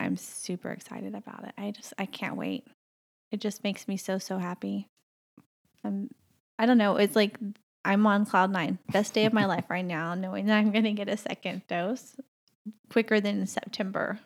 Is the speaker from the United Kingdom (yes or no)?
no; the South, United States; moved away as an adult; now in Canada; I grew up in the South